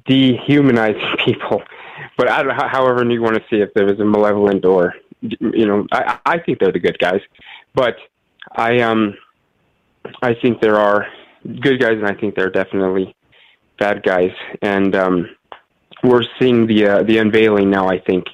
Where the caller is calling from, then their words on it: New Mexico, United States; calling from New Mexico